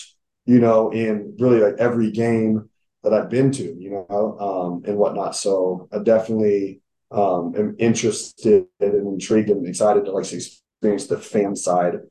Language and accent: English; Kansas City, Missouri, United States; moved away as an adult; now in Berea, United States; I'm originally from Kansas City, like, and my whole family's from Kansas City